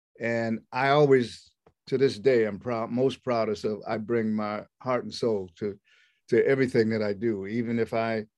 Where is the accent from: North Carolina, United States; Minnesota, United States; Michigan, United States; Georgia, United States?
Minnesota, United States; Minneapolis; also born or lived in Los Angeles, United States; And I said, "I'm from Minneapolis. What do you mean East Coast fire?"